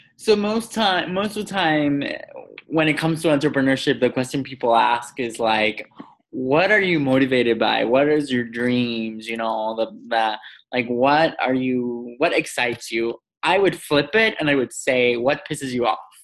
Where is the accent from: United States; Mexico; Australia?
Mexico; I grew up in Mexico